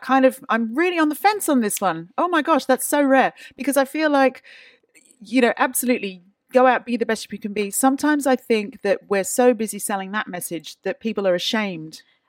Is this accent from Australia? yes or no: yes; Australia; moved away; I'm from Australia